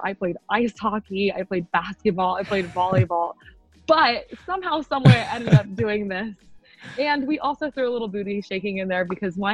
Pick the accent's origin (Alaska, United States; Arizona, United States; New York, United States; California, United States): Arizona, United States; I wanted to stay in Arizona. That's where I'm from